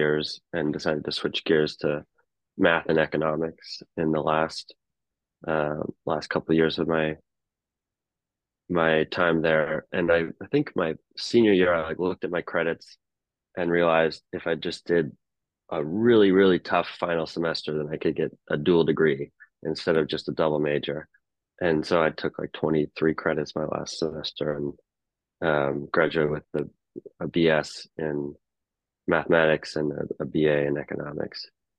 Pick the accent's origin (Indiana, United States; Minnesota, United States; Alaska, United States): Alaska, United States; Anchorage; But growing up in Alaska, like the baseball season is like only about 3 months compared to in the lower 48